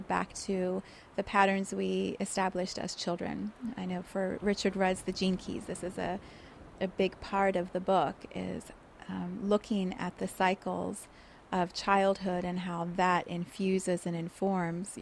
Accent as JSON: {"language": "English", "town": "Johannesburg", "region": "Gauteng", "country": "South Africa", "tie": "born or raised there", "also_born_or_lived": "Cape Town, South Africa", "said": "So I was born in South Africa, in Cape Town, and then we moved to Johannesburg"}